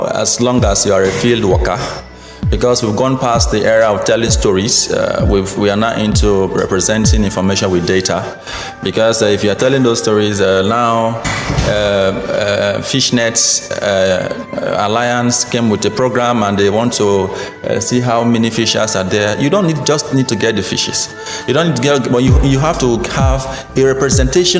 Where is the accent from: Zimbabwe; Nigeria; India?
Nigeria; Minimbie, Akassa Kingdom, Bayelsa; I am from Minimbie in Akasa Kingdom.